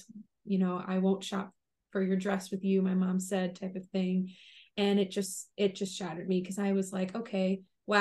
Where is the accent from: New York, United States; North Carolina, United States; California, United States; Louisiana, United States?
New York, United States; Long Island; also born or lived in Rhode Island; now in Connecticut, United States; I grew up on Long Island in New York